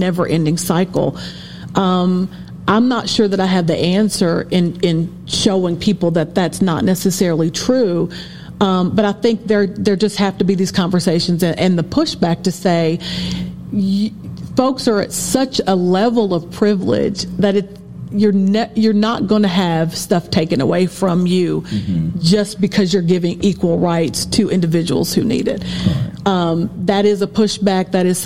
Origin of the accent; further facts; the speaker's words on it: Appalachia, United States; I'm from Appalachia, so I know what it means to be a woman of color, but I also know what it means to be poor Appalachian